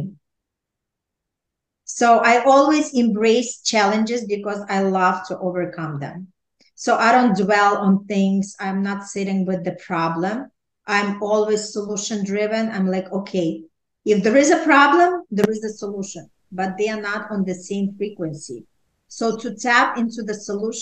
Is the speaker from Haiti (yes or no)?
no; Ukraine; now in New York City, United States; I was raised in Ukraine